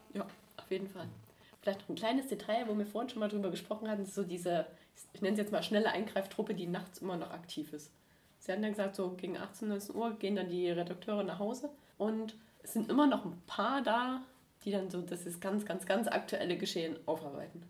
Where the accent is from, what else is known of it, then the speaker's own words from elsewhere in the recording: Erzgebirge, Saxony, Germany; now in Stuttgart, Germany; ich komme aus dem Erzgebirge